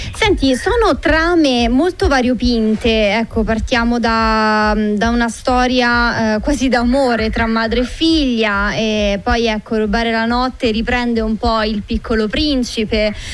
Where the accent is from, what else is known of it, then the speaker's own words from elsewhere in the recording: Marino, Lazio, Italy; per i vicoli del mio paese di Marino